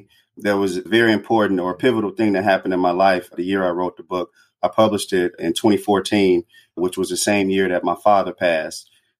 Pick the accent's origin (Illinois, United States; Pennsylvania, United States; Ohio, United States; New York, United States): Illinois, United States; Chicago; a lot of the things that happened in my life growing up in Chicago, being poor, coming from a poor family, a large family.